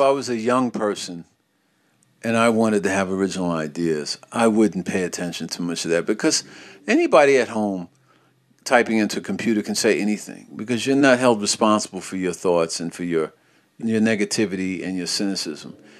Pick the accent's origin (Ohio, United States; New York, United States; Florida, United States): New York, United States; New York City; as a child growing up in New York